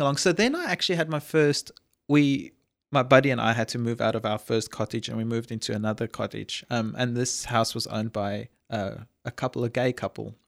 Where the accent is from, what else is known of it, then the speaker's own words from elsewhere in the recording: a small town south of Johannesburg, Gauteng, South Africa; moved away; I'm a Afrikaans boy grew up in a small town south of Johannesburg in South Africa